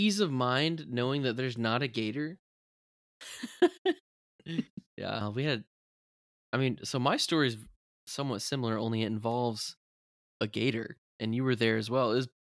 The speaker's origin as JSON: {"language": "English", "region": "Florida", "country": "United States", "tie": "born or raised there", "said": "because we grew up in Florida and we had the croc's cousin, the alligator."}